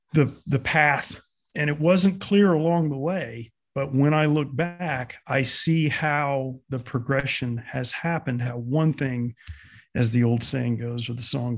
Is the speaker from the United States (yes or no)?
yes; Florida, United States; born there; accent: confused; also born or lived in Midwest / New York; now in California, United States; I was born in South Florida, actually, but I spent time in the Midwest in graduate school and thereafter.